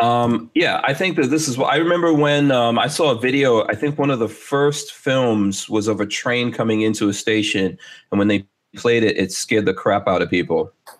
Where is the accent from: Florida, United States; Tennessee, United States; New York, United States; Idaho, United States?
New York, United States; New York City; now in Gainesville, United States; when I came to America, I grew up in rap music. I grew up in New York City